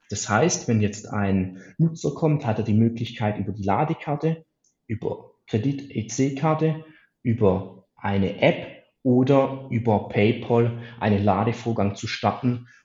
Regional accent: Baden-Württemberg, Germany; für mich als Schwabe natürlich immer das Schlimmste

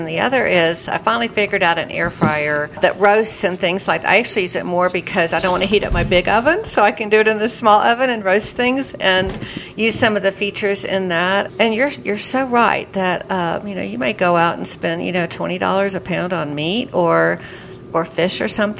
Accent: the South, United States; I will never eat collard greens. I'm from the South.

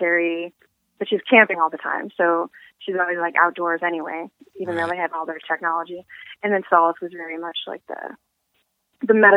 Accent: Pacific Northwest, United States; moved away; I'm originally from the Pacific Northwest

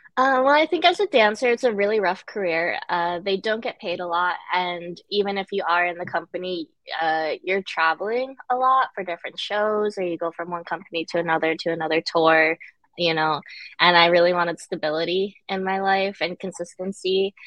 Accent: Connecticut, United States; also born or lived in Guangzhou, China; I pretty much grew up and was raised in Connecticut.

